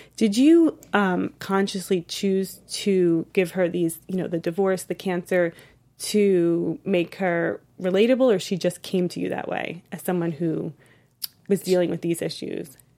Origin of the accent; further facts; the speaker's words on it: East Coast, United States; now in Los Angeles, United States; I'm from the East Coast, but I'm living in L